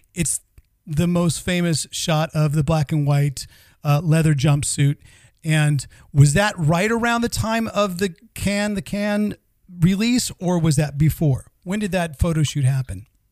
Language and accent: English; United States; now in Sweden; we also have a fellow American